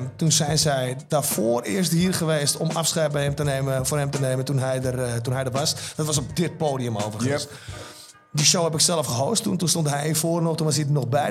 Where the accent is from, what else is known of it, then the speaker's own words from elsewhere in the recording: Almere, Flevoland, Netherlands; wij komen uit Haven